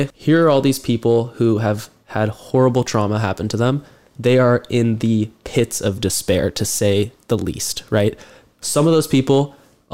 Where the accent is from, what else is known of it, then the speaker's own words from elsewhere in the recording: Mercer Island, Washington, United States; Will and I, growing up in the Mercer Island basketball system